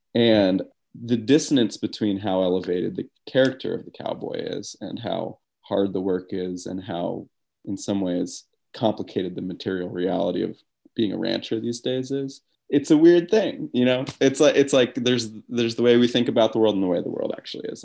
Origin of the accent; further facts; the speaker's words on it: upstate New York, United States; now in Wyoming, United States; I grew up in New York, uh, ups, upstate New York